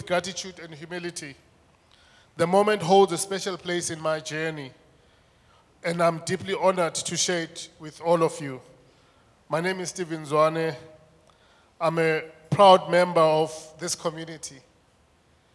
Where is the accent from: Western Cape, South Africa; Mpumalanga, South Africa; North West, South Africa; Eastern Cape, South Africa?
Mpumalanga, South Africa; also born or lived in Soweto, Gauteng (born at Baragwanath Hospital); Raised in the rural heart of Mpumalanga, my educational path began late.